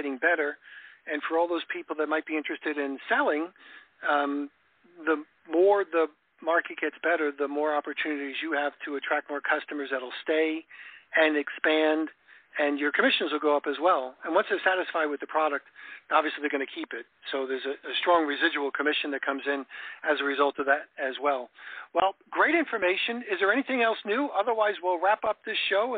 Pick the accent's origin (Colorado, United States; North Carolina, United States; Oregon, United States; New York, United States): New York, United States; now in Florida, United States; I grew up in New York